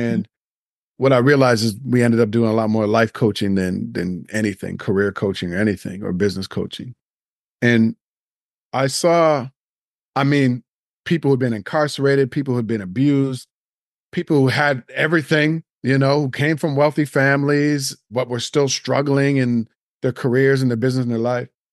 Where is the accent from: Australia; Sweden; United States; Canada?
Canada; Nova Scotia; now in Toronto, Canada; I grew up in Nova Scotia